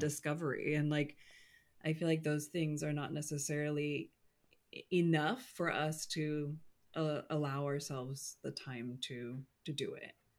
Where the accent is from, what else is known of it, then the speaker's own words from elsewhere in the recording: California, United States; I'm a Californian